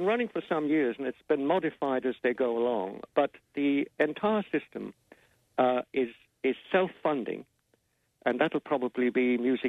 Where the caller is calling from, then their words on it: London, United Kingdom; I'm actually based in London. I'm calling you from London at the moment.